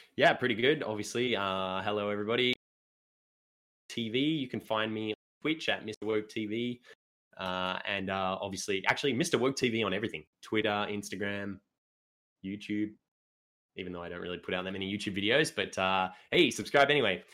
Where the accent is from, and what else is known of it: Australia